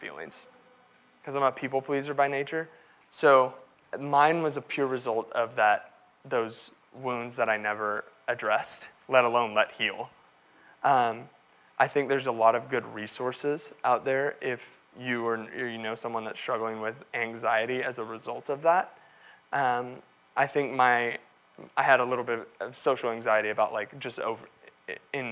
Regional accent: Texas, United States; growing up in Texas playing football, I was 6'4", 300 pounds.

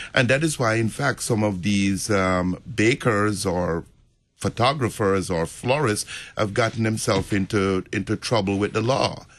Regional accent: Jamaica; moved away; I'm from Jamaica

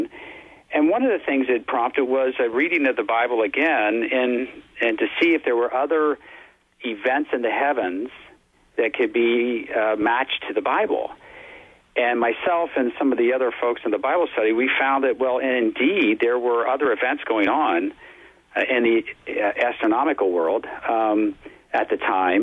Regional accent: Cincinnati, Ohio, United States; I'm a Cincinnati native, born and raised in Cincinnati

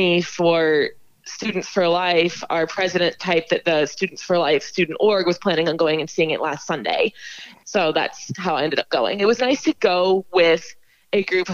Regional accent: Parker, Colorado, United States; moved away as an adult; now in Iowa City, United States; I'm from the Denver area, Parker specifically, southeast of Denver

